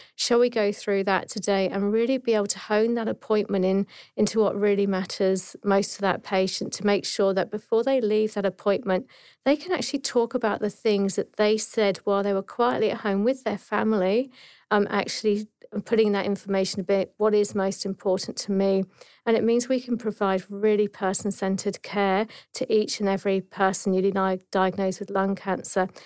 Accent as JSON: {"language": "English", "area": "Dorset", "region": "South West England", "country": "United Kingdom", "tie": "born or raised there", "moved": "as an adult", "lives_now": "Australia", "said": "I'm actually from, um, Dorset in the south coast of England"}